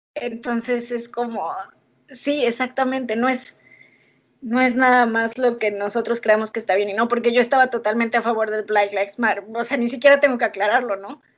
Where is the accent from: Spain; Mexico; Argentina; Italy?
Mexico; now in United States; soy mexicana